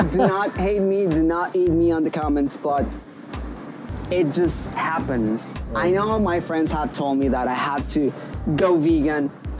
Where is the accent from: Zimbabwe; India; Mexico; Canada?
Mexico; Mexico City; moved away as an adult; now in Shenzhen, China; I'm from Mexico. From Mexico. Mexico City.